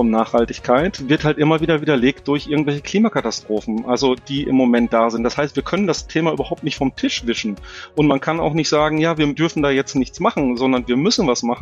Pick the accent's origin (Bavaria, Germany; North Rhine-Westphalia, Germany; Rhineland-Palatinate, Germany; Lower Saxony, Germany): North Rhine-Westphalia, Germany; Herzebrock; also born or lived in Wiedenbrück; aufgewachsen in Herzebrock. Also ich bin gebürtiger Ostwestfale und habe da eigentlich meine Jugend drauf verbracht.